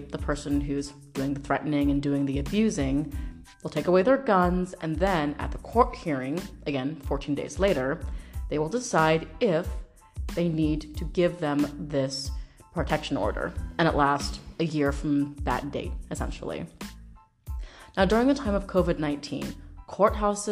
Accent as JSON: {"language": "English", "region": "Washington", "country": "United States", "said": "my home state, Washington State"}